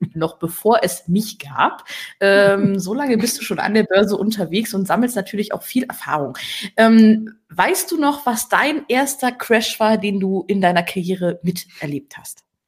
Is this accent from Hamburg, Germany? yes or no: no; Berlin, Germany; now in Rhineland, Germany; Ich als Berlinerin